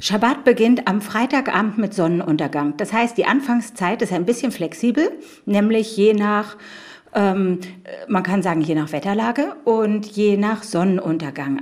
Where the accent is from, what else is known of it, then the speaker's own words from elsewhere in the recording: Berlin, Germany; Ich bin gebürtige Berlinerin